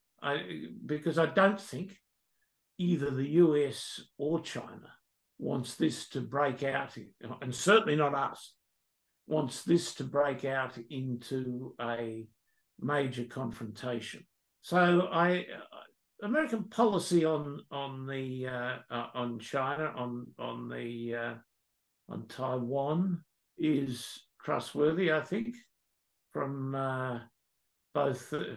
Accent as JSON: {"language": "English", "country": "Australia", "said": "we as an Australian people"}